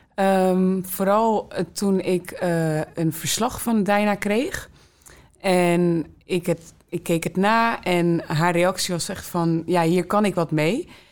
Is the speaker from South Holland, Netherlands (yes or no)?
yes; Rotterdam, South Holland, Netherlands; ik ben geboren en getogen in Rotterdam Zuid